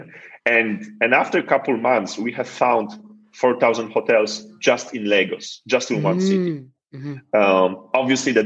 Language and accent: English; Poland; I come from Poland